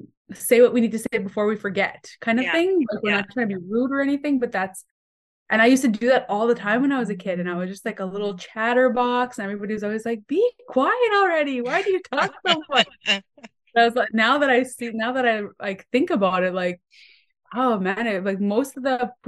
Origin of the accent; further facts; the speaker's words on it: Manitoba, Canada; So I'm Cree from Missipi State Cree Nation. I grew up pretty much moving all over Manitoba, all the northern communities.